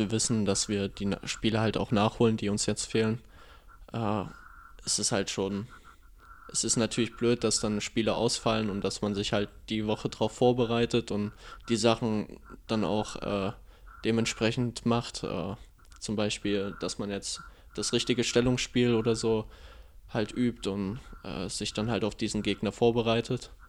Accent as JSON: {"language": "German", "town": "Erfurt", "region": "Thuringia", "country": "Germany", "tie": "born there", "said": "Ja, das ist richtig, aber für einen Nachwuchs hatte ich gespielt gehabt für Erfurt."}